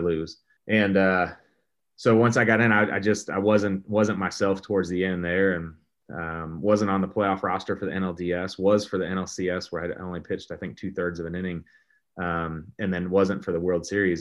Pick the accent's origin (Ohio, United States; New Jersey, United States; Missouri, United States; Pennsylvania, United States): Missouri, United States; St. Louis; growing up as a kid here in Saint Louis